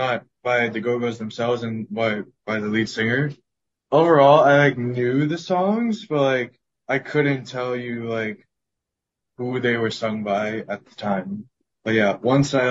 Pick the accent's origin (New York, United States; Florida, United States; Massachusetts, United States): New York, United States; New York City; I grew up in New York City, so like you obviously like gain an accent